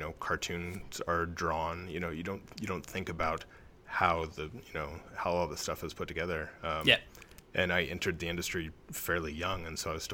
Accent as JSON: {"language": "English", "region": "California", "country": "United States", "tie": "born or raised there", "also_born_or_lived": "Oregon", "moved": "as an adult", "said": "I grew up in California, and circumstances led me up to Oregon"}